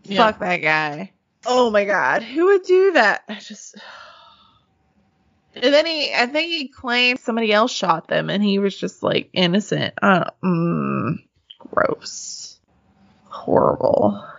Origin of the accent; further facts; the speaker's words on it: Arkansas, United States; Because, you know, we're all from Arkansas.